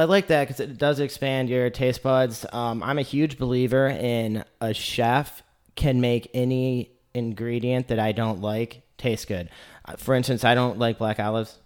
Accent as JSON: {"language": "English", "town": "Lansing", "region": "Michigan", "country": "United States", "moved": "yes", "lives_now": "Chattanooga, United States", "said": "I come from Lansing, Michigan, which is a university town."}